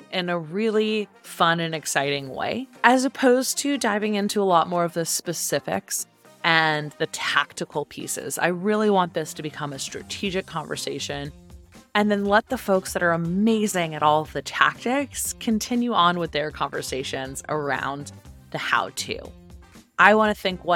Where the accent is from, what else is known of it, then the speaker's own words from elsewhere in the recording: Silicon Valley, California, United States; moved away as an adult; also born or lived in Atlanta, Georgia; I grew up in Silicon Valley